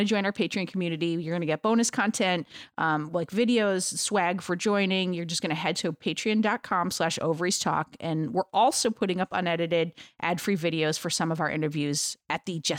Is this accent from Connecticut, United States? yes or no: no; Homer, New York, United States; Oh, my God, that's what people say about my hometown. I'm from Homer, New York